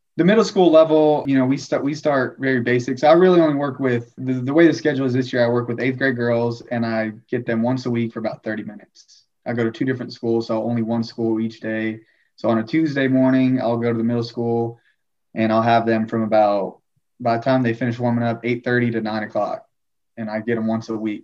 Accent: Fort Worth, Texas, United States; moved away; also born or lived in New Zealand / Tyler, Texas; originally from Fort Worth, Texas

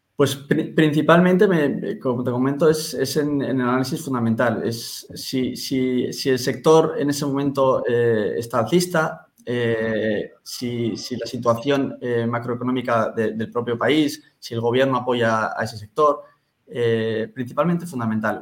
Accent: San Sebastián, Basque Country, Spain; yo soy un chico de San Sebastián que tiene 27 años

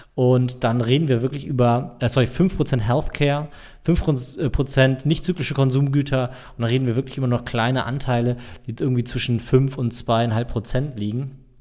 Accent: Germany; ich als Deutscher

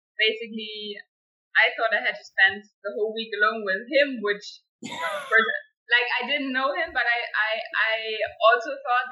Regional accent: Germany; moved away as an adult; now in Costa Rica; I come originally from Germany.

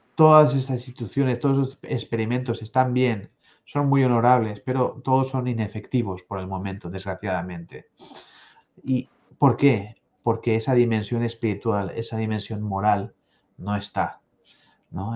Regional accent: Spain; Aquí en mi tierra también, además de la lengua española, la lengua catalana

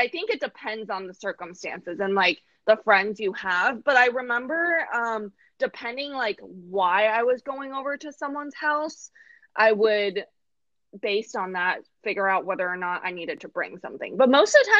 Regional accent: United States; I grew up in the States

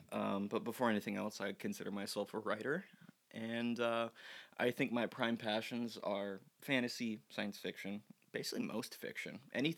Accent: Portland, Oregon, United States; I was born in Portland, Oregon. Proud Leo baby.

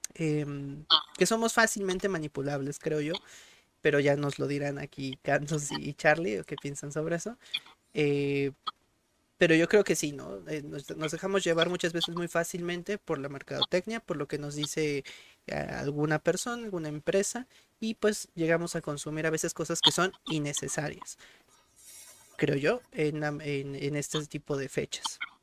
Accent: Mexico; la identidad en este caso de nosotros como mexicanos

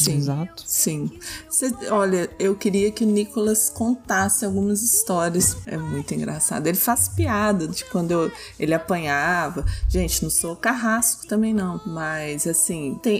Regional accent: Minas Gerais, Brazil; eu sou de Minas

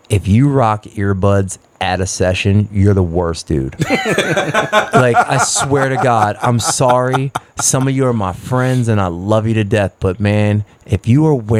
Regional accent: Philadelphia, Pennsylvania, United States; I'm from Philadelphia.

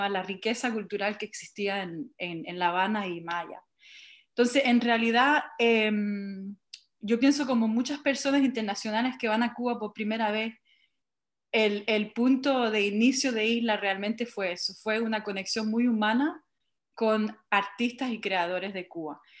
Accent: Montreal, Quebec, Canada; soy de origen chilena, nacida en Montreal

